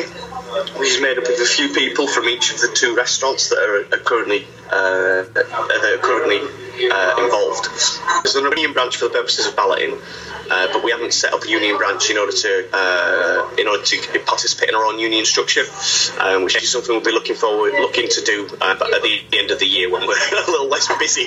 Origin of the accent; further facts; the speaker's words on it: Scarborough, Yorkshire and the Humber, United Kingdom; now in Cambridge, United Kingdom; I'm from Scarborough, and I did a lot of work with KFC there